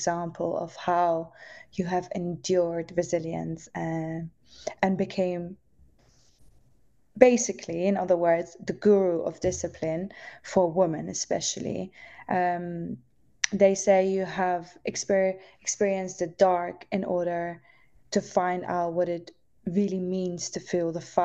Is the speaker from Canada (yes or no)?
no; Netherlands; moved away; also born or lived in London; I was growing up in the Netherlands